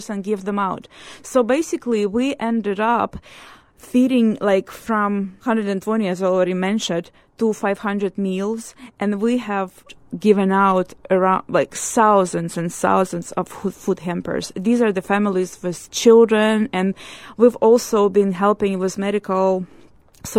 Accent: Ukraine; moved away as an adult; now in Canada; I'm from Ukraine, and I'm fleeing with my 3 children.

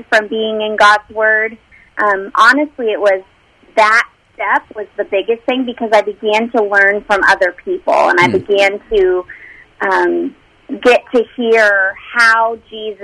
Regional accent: Los Angeles, California, United States; I grew up in the Los Angeles area

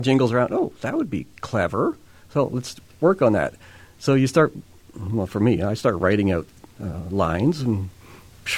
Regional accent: Winnipeg, Manitoba, Canada; now in Manitou, Canada; I'm from Winnipeg. I lived there for the first 48 years of my life.

